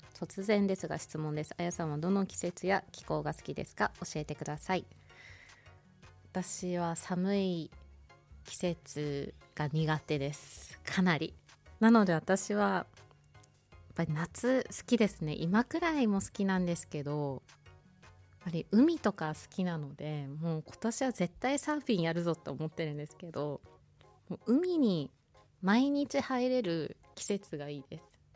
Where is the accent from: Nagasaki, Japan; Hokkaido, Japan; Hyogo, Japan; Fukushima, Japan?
Hokkaido, Japan; Hokuto; 北斗市私出身なんですよ